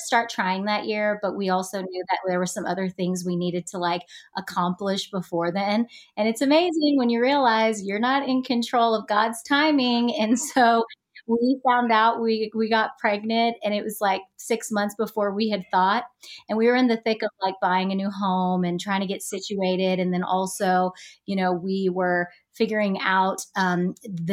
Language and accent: English; Texas, United States; moved away as an adult; also born or lived in Los Angeles, United States; back here in my hometown after 7 years in LA, being back in Texas